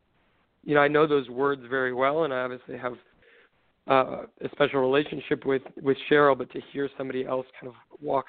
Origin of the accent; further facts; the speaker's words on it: Southern California, United States; I grew up in Southern California